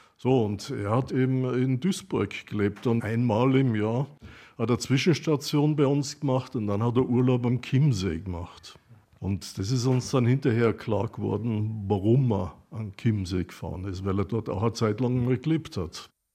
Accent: Braunau am Inn, Upper Austria, Austria; Ich bin gebürtiger Österreicher, sinnigerweise aus Braunau am Inn, habe in Braunau gelebt

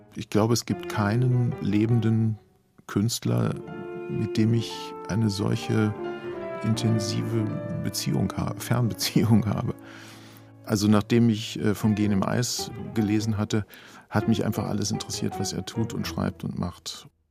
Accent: Germany; als Deutsche

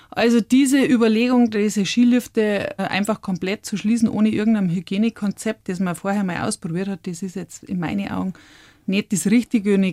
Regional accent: Brauneck, Bavaria, Germany; Ich bin am Brauneck aufgewachsen und bin quasi mit zwei Jahren, ich bin ein Oktoberkind

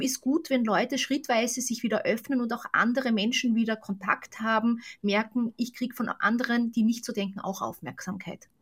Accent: Austria; Ich bin ja selbst aus Österreich

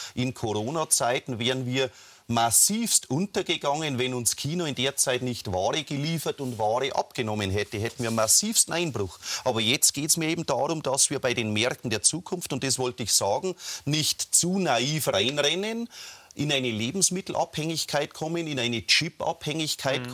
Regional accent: Germany; wir als Deutsche oder Europäer

